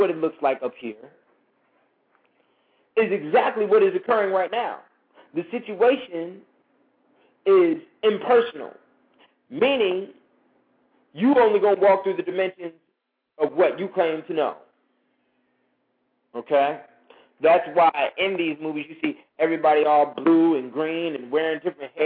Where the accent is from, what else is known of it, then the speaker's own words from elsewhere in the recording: United States; I'm an American, straight up